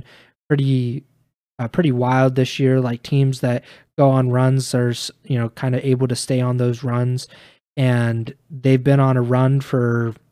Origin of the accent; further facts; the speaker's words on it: Columbus, Ohio, United States; my hometown of Columbus, Ohio